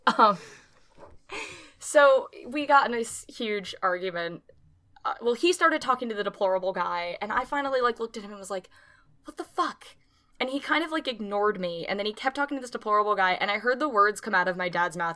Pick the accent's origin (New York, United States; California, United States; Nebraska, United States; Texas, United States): New York, United States; Clifton Park; now in New Paltz, United States; I'm from Clifton Park, New York, and there are no black people there